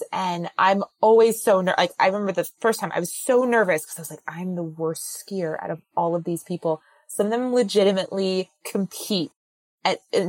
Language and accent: English; New Jersey, United States; I'm born and raised in New Jersey